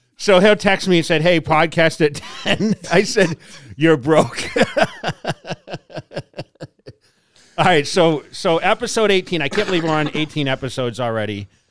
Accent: East Coast, United States; growing up on the East Coast

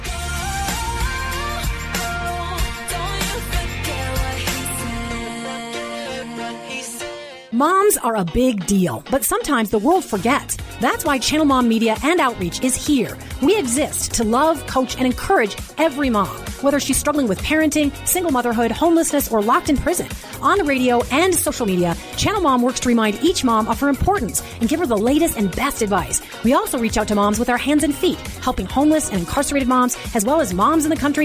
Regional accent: Minnesota, United States; now in Colorado, United States; I live up in the mountains in Colorado. And I grew up in Minnesota

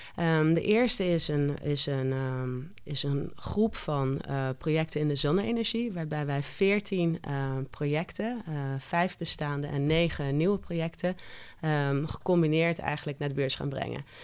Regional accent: Curaçao; moved away; Ik ben geboren en getogen op Curaçao

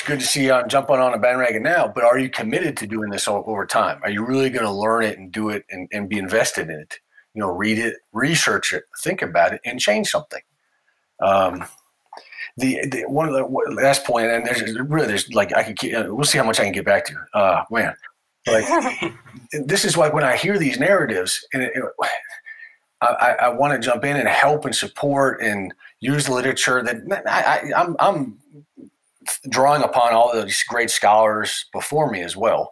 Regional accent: United States; my nationality as an American

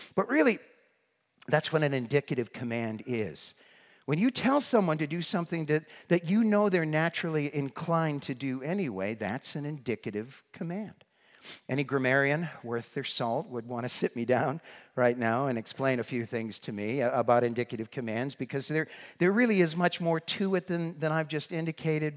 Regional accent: northeastern Massachusetts, United States; moved away; also born or lived in Brookline, Massachusetts; I grew up in northeastern Massachusetts, right up near the New Hampshire line

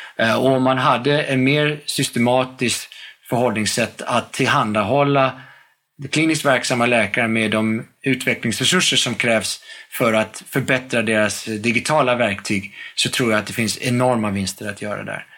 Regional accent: United States; moved away as an adult; now in Sweden; jag växte upp i, i, i USA med, mellan ett och ett halvt år och arton års ålder

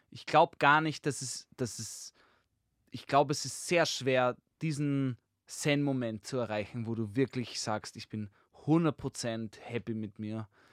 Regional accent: Vienna, Austria; also born or lived in Korneuburg, Lower Austria; Ich bin in Konneuburg geboren. Ja. Wurscht, da war früher eine gute Geburtsklinik, deswegen war ich dort. Ich bin Wiener und ich bin auf jeden Fall, glaube ich, durch und durch auch Wiener

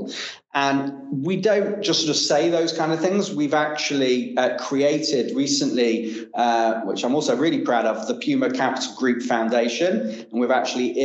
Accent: Manchester, North West England, United Kingdom; moved away; I came from Manchester, as I mentioned. I was pretty much grew up in a working class environment. I was very fortunate to go to a fantastic school called Manchester Grammar

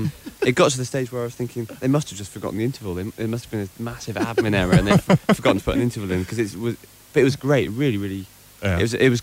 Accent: Wales, United Kingdom; I'm from Wales, actually.

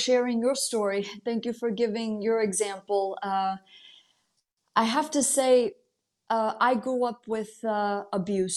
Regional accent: United States; also born or lived in Italy; I'm an Italian American. I was born here, but my parents were born and raised in Italy

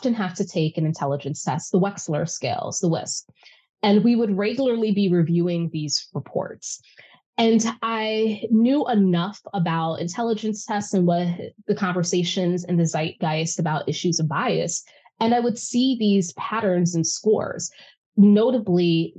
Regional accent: New York City, New York, United States; I'm born and raised in New York City, and specifically I grew up in Harlem

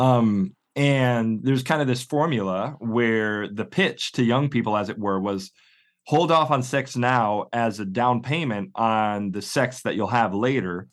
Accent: northwest suburbs of Chicago, Illinois, United States; moved away as an adult; now in Oxford, United Kingdom; I'm originally from the northwest suburbs of Chicago

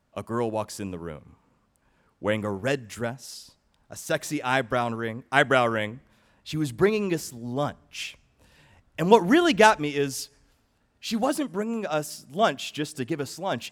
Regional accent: Atlanta, Georgia, United States; I was raised in Atlanta, Georgia

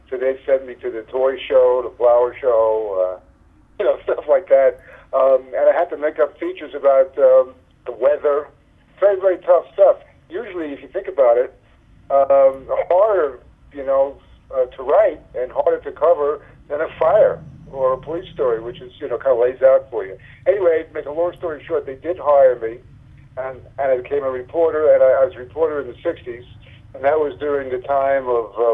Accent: New York City, New York, United States; I came from Brooklyn, uh, New York, from a, from like a, like a left wing family.

